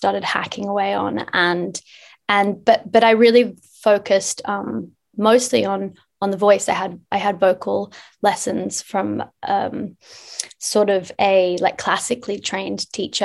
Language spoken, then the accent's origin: English; Noosa, Queensland, Australia; moved away as an adult; also born or lived in Byron Bay, Australia / Los Angeles, United States; I grew up in Noosa